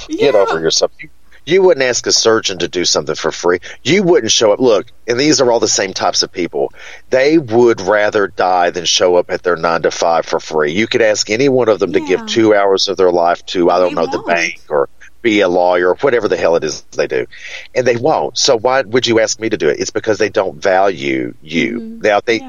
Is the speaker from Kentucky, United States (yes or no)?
yes; Hippo Holler, Kentucky, United States; And I said, well, I'm from Kentucky. And they were like, no, it doesn't sound like Kentucky at all. And one woman said, Georgia, you're from Georgia. And I was like, no, I'm from a place called Hippo Holler.